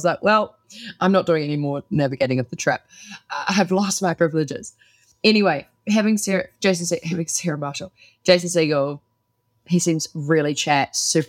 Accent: United Kingdom; I'm British.

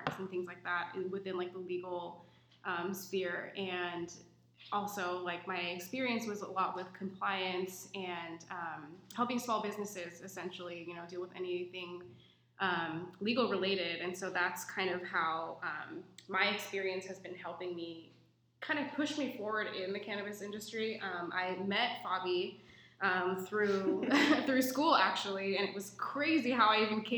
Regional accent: Pacific Northwest, United States; growing up in the Pacific Northwest

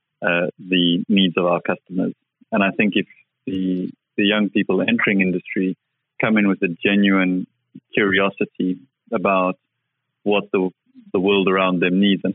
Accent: South Africa; I grew up in South Africa and he used to run mines all over Southern Africa

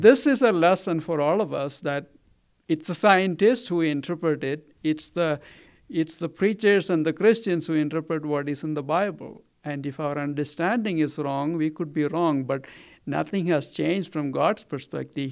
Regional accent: Kerala, India; now in Colorado, United States; I grew up in Kerala

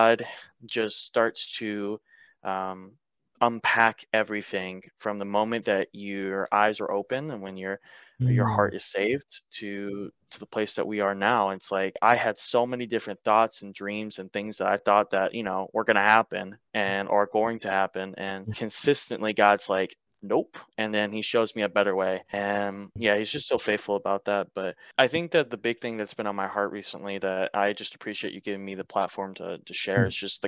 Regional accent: Marietta, Georgia, United States; moved away as an adult; now in North Carolina, United States; I'm originally born and raised in Marietta, Georgia, which is just north out of Atlanta

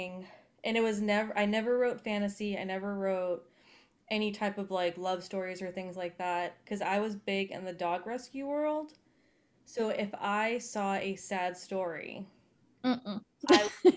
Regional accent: Boston, Massachusetts, United States; now in Tarpon Springs, United States; I grew up up north. Like I grew up in South Boston and North Boston

